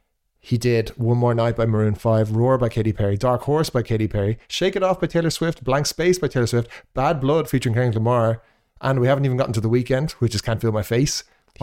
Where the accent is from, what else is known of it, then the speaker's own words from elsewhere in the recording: Ireland; Sorry, when I say we, of course, I mean me being Irish.